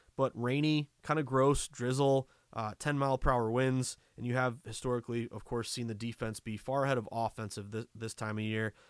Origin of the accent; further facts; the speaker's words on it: Massachusetts, United States; a diehard New Englander, uh, born and raised in Massachusetts